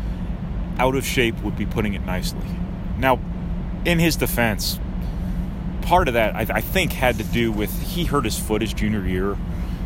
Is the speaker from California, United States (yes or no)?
no; New Jersey, United States; I'm from New Jersey